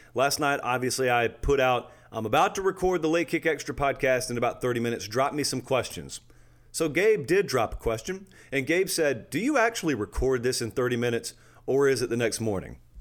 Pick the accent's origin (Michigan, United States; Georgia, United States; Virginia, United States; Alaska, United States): Georgia, United States; I grew up in Georgia